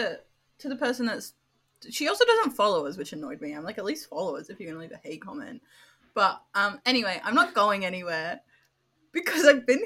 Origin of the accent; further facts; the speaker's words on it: United Kingdom; now in Australia; within my British household